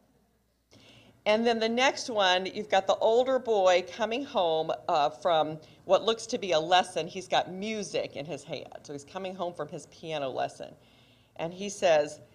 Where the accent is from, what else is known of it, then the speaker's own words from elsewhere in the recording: Kansas City, United States; now in Coral Gables, United States; I am originally from Kansas City